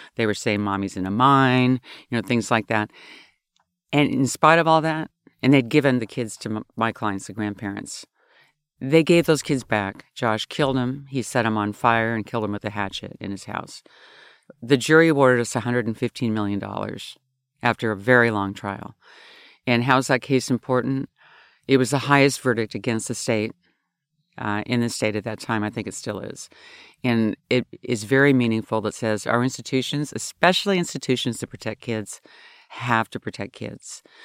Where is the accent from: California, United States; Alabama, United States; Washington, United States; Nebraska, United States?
Washington, United States; Olympia; also born or lived in Oklahoma; I grew up in Olympia, Washington